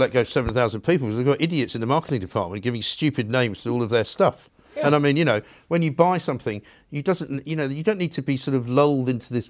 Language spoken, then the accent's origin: English; London, United Kingdom; I grew up in London, so you know, we were just very cool because we were from London.